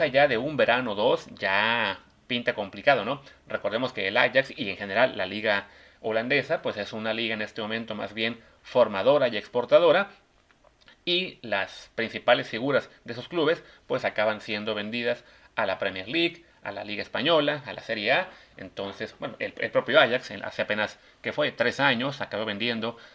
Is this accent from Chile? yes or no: no; Mexico